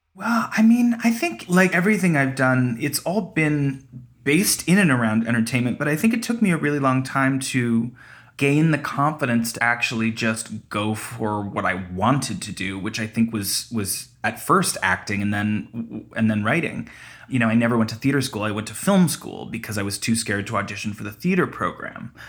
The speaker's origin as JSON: {"language": "English", "town": "Toronto", "region": "Ontario", "country": "Canada", "tie": "born or raised there", "said": "we were raised in Toronto, my whole family"}